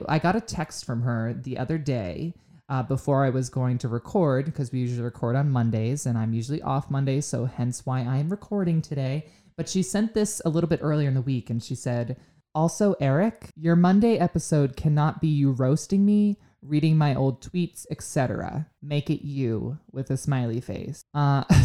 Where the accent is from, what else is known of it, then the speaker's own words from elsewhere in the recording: Pennsylvania, United States; I am from Pennsylvania